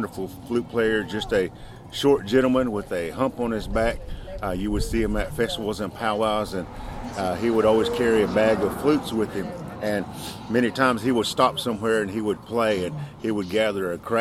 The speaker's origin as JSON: {"language": "English", "town": "Tahlequah", "region": "Oklahoma", "country": "United States", "said": "I'm from Tahlequah, Oklahoma"}